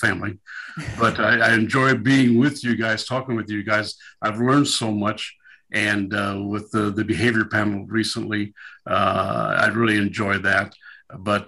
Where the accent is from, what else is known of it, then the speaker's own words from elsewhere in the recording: Southern California, United States; moved away as an adult; also born or lived in Midwest / Southeast Missouri; I was raised in Southern California, but I would never live there again. But I left there to come back to the Midwest